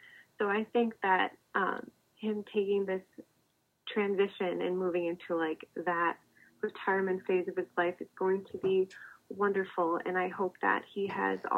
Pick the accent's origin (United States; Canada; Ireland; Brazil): United States; Minnesota; moved away as an adult; also born or lived in Massachusetts; I came from Minnesota